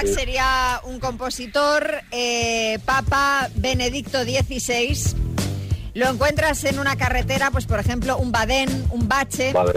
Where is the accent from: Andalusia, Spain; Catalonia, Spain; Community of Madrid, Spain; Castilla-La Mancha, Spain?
Catalonia, Spain; Esplugues de Llobregat; Que es de mi pueblo, Javi, que yo soy de Esplugas también.